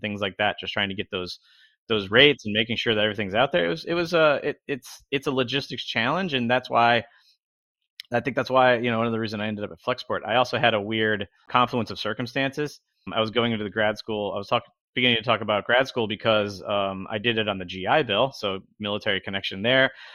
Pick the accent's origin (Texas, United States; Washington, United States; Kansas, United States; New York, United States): New York, United States; Albany; now in Long Beach, United States; I grew up in upstate New York, in the Albany, New York region.